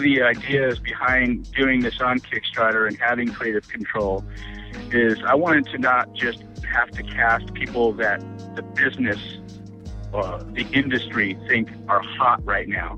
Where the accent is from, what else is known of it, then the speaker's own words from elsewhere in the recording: Los Angeles, California, United States; I was I was raised in Hollywood